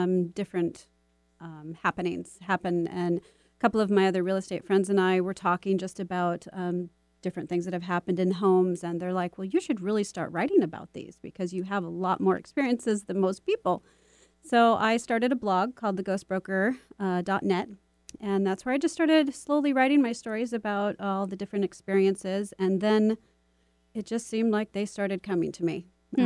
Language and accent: English; Michigan, United States; now in Seattle, United States; growing up in Michigan